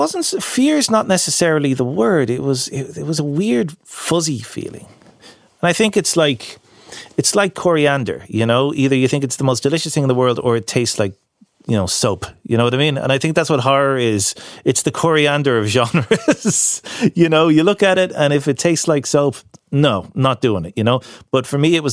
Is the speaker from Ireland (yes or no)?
yes; Castleknock, Leinster, Ireland; I grew up in Castleknock, right? Surrounded by the walls of the Phoenix Park